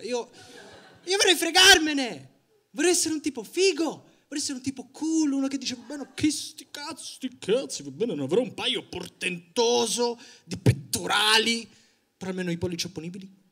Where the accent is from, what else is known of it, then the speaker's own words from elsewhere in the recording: Sicily, Italy; ho 25 anni, sono siciliano